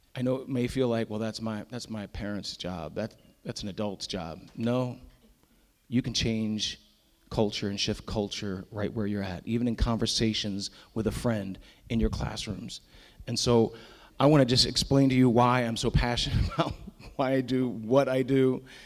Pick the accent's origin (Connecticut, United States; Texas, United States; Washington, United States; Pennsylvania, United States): Pennsylvania, United States; Lancaster County; now in Northern Virginia, United States; I grew up originally in Lancaster County, Pennsylvania